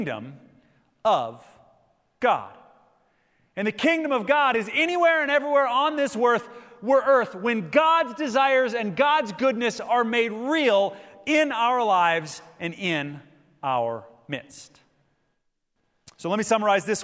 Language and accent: English; Minnesota, United States; my home state of Minnesota in Minneapolis